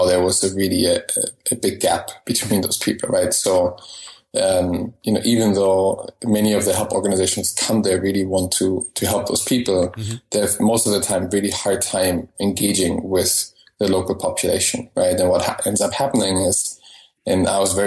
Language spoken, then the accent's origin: English; Baden-Württemberg, Germany; moved away as an adult; also born or lived in Russia / Bangladesh; now in United States; Baden-Württemberg, which is, the state, towards France. I grew up in that state